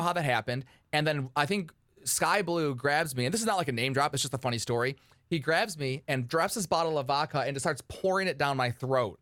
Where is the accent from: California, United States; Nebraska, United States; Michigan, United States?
Michigan, United States; Detroit; outside of Detroit, Michigan, my hometown